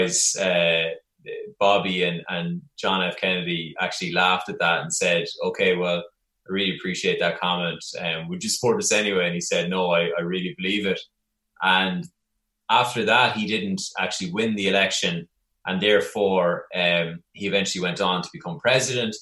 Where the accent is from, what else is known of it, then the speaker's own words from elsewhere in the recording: Longford, Leinster, Ireland; moved away as an adult; also born or lived in New York; growing up in Longford in the center of Ireland